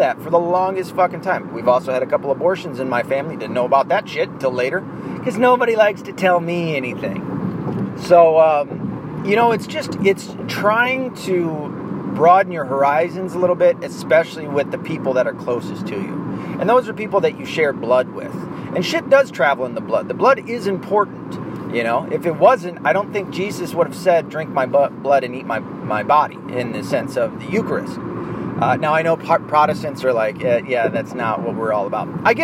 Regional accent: the South, United States; I was born and raised in the South

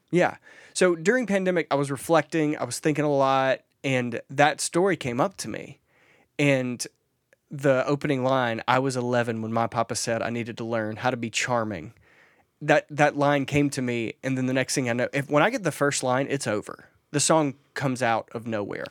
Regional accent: Mississippi, United States; I'm from Mississippi

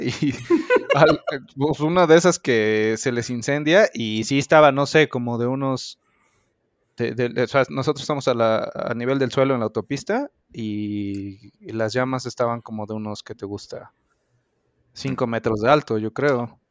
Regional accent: Mexico; como buena persona responsable mexicana que soy

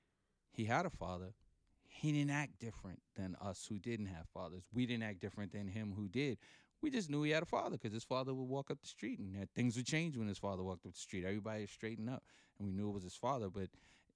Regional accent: New York City, New York, United States; also born or lived in Panama; I've lived in Brooklyn 51 and a half years

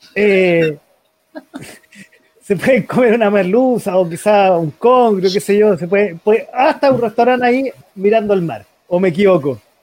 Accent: Chile; como chileno

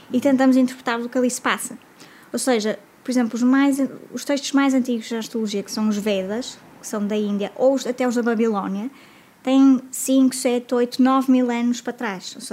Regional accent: Porto, Norte, Portugal; Eu é sou de cá, do Porto.

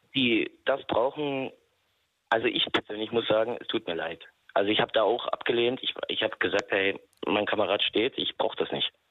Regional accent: Bautzen, Saxony, Germany; Ich komme aus Sachsen, äh, aus Bautzen

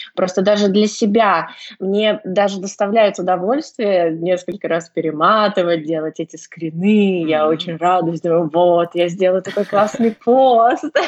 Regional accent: Saint Petersburg, Russia; я из Санкт-Петербурга

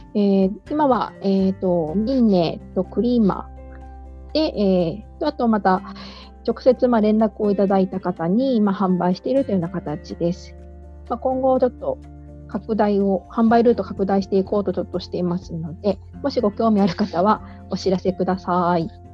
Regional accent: Kumamoto, Japan; 私の、えー、出身であります、えーと、熊本県

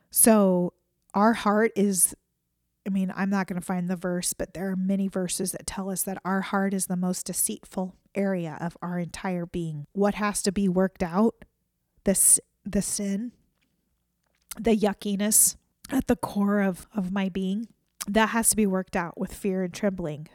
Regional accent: United States; as an American citizen

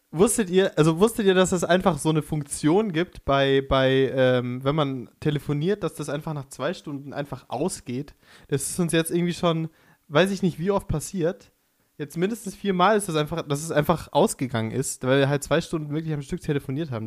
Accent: Pfaffenhofen an der Ilm, Bavaria, Germany; Ich komme aus Pfaffenhofen an der Ilm

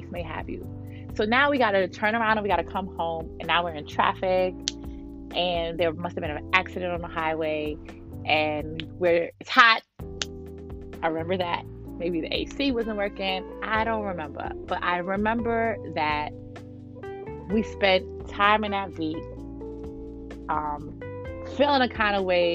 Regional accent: New York City, New York, United States; I'm from Brooklyn, New York

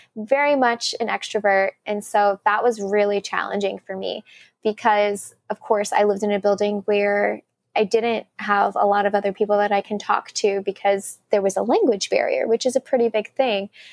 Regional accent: Sugar Land, Texas, United States; moved away as an adult; also born or lived in Korea; now in New York, United States; my hometown, which when I tell people I'm from Sugarland

